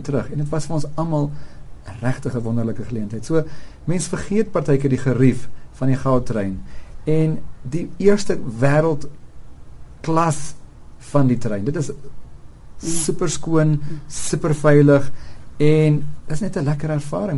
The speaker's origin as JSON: {"language": "Afrikaans", "region": "South Africans and Gautengers", "country": "South Africa", "said": "ons as Suid-Afrikaners en Gautengers"}